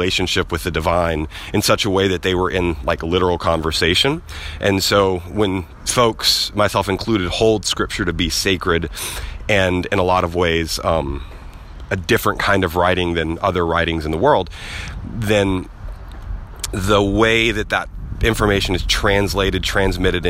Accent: the South, United States; I grew up in the South, and we are big storytellers in the South

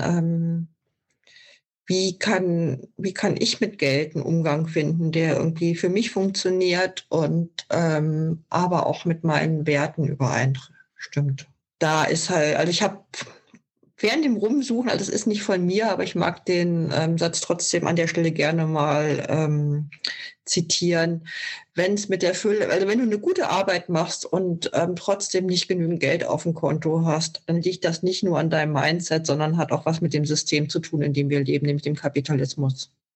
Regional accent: Germany; bei uns in Deutschland

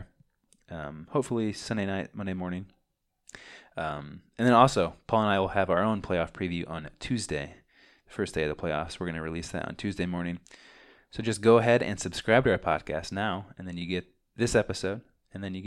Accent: Champaign, Illinois, United States; We are twin brothers from Champaign, Illinois

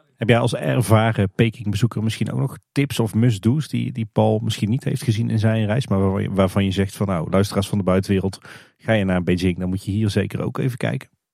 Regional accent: Netherlands; wij als Nederlanders

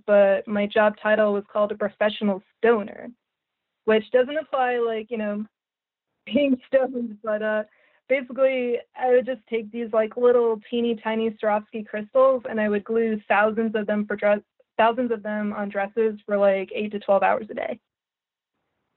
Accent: New Jersey, United States; moved away as an adult; also born or lived in Staten Island, New York / Savannah, Georgia / Cape Coral, Florida; now in St. Petersburg, United States; I moved to New Jersey, where I grew up

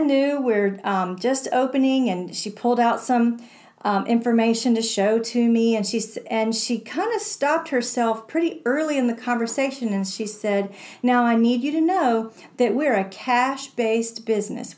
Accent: Morganton, North Carolina, United States; a chiropractic office that operates in my hometown

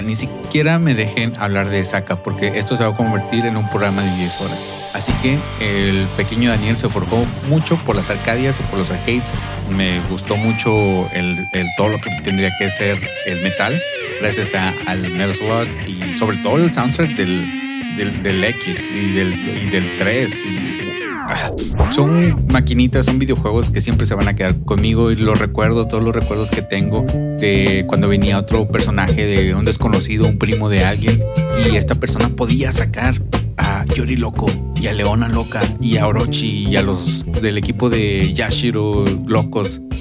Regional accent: Mexico; en México

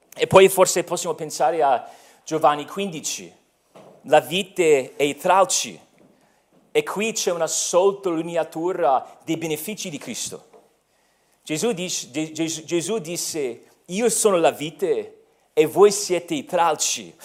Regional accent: United States; now in Italy; sono americano

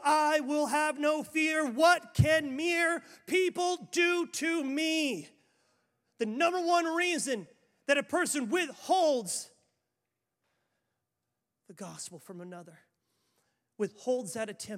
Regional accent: Waupaca, Wisconsin, United States; born or raised there

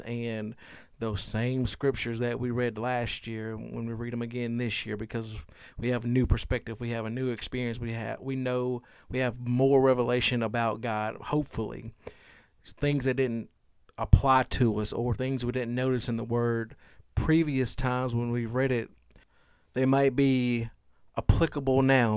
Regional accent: Louisiana, United States; in my short thirty-five years of life growing up in Louisiana

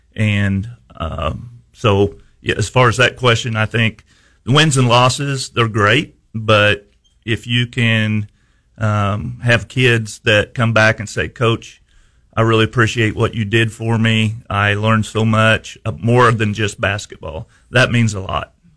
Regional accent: Houston, Missouri, United States; I was at Houston for 31 years. Um, that's my hometown. I played ball there, grew up there

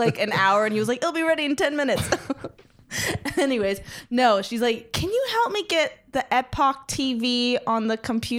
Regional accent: Tustin, California, United States; now in Staten Island, United States; It reminds me of my hometown, Orange County.

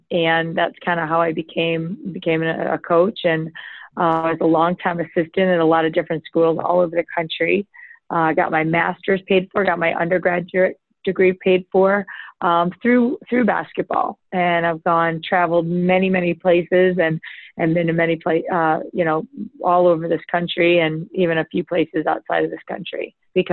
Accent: Rochester, New York, United States; also born or lived in Baltimore County, Maryland; I grew up in Rochester, New York, not far from here

